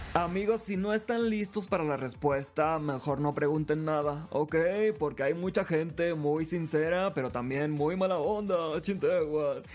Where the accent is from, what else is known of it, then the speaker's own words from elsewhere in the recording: Los Mochis, Sinaloa, Mexico; moved away; desde mi ciudad natal, desde Los Mochis, Sinaloa, la ciudad que me vio crecer